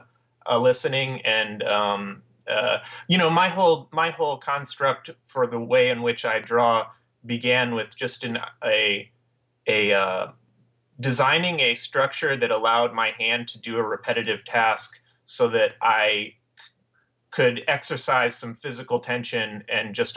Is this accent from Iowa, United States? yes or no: yes; Cedar Falls, Iowa, United States; moved away as an adult; also born or lived in Los Angeles; I'm originally from Cedar Falls, Iowa